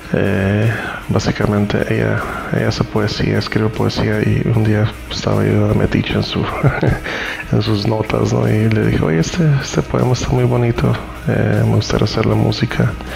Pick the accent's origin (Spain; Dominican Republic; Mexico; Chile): Mexico; Tijuana, Baja California; also born or lived in Costa Rica; nací en Costa Rica de padres nicaragüenses pero pues a muy temprana edad nos venimos a Tijuana a vivir